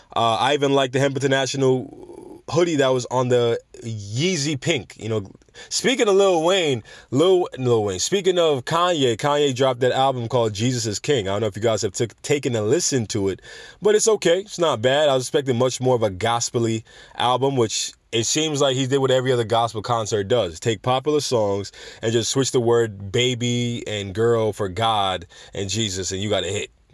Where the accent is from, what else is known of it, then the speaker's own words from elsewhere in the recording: Jamaica; going to my home country of Jamaica